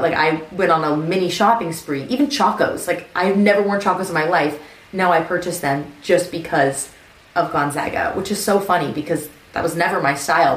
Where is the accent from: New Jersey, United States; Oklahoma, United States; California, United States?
California, United States; Southern; moved away; I grew up in Southern California. I grew up maybe 20 minutes from Disneyland.